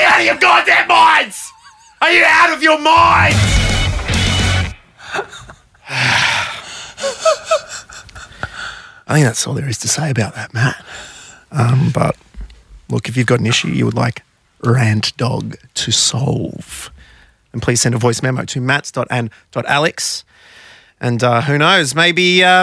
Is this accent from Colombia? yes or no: no; Australia; Growing up in Australia